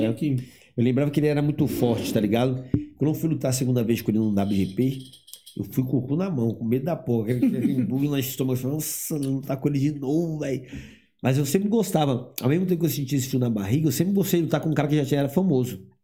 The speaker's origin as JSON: {"language": "Portuguese", "town": "Eunápolis", "region": "Bahia", "country": "Brazil", "moved": "yes", "said": "eu sou baiano"}